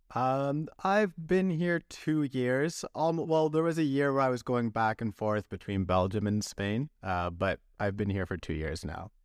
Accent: British Columbia, Canada; also born or lived in Vancouver; I grew up in British Columbia

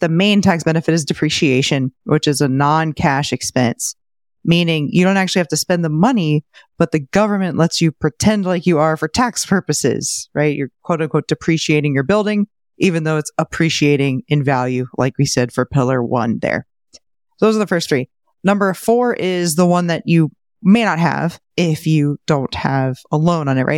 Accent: St. Petersburg, Florida, United States; my hometown of Saint Pete

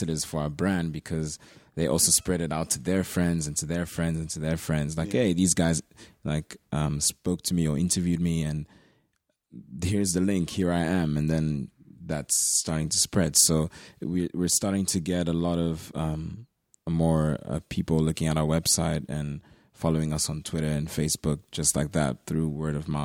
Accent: Swansea, Wales, United Kingdom; growing up in Swansea, I was the only black kid in my whole school.

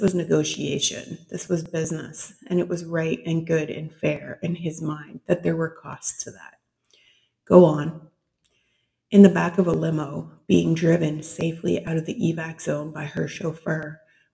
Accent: Canada; I am a Canadian author.

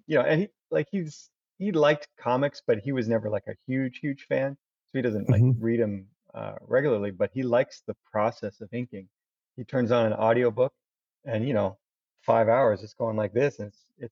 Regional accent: Daytona Beach, Florida, United States; moved away as an adult; also born or lived in New York; now in Belmont, United States; Daytona Beach. You know, that's my hometown

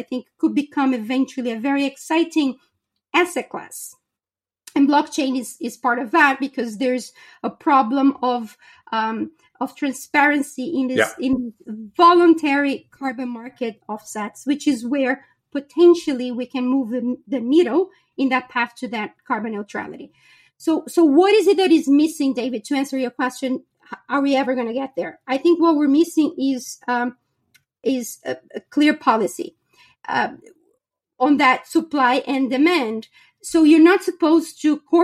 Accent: Brazil; moved away; I was born and raised in Brazil.

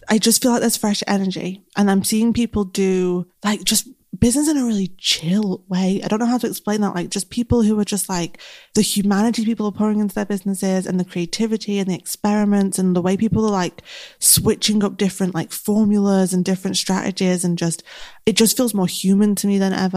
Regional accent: Manchester, North West England, United Kingdom; accent: Mancunian; I'm very Mancunian. My accent is very strong.

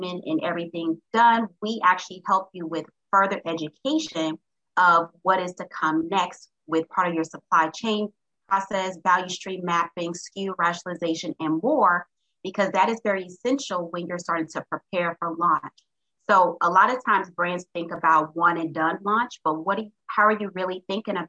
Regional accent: Little Rock, Arkansas, United States; I'm originally from Little Rock, Arkansas

